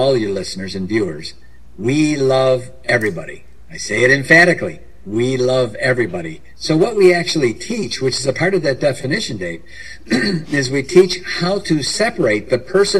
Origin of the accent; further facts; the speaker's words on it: Chicago, Illinois, United States; I was born in Chicago, Illinois area